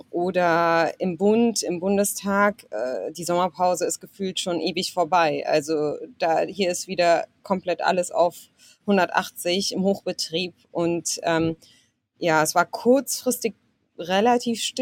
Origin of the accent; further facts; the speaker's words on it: Germany; born there; Also ich wurde zumindest in Deutschland geboren und hatte dann auch ähm, das Recht, hier mich weiterzubilden und zu studieren.